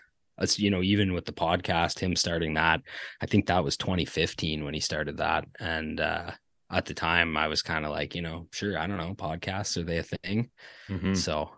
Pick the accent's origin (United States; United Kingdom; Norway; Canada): Canada; Ontario; hey, I'm from Ontario.